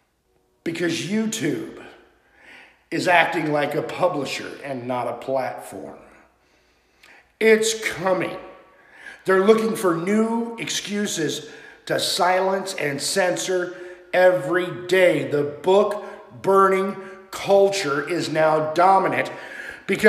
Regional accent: United States; as Americans

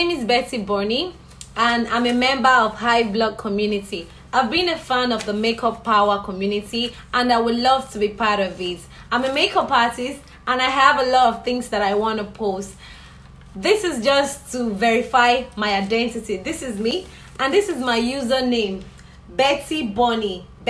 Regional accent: Nigeria; I'm a Nigerian.

